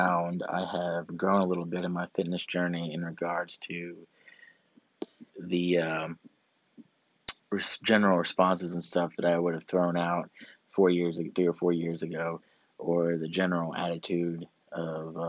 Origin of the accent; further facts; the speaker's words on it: Augusta, Georgia, United States; right now in Augusta, Georgia, my hometown where I'm from, in North Augusta, the CSRA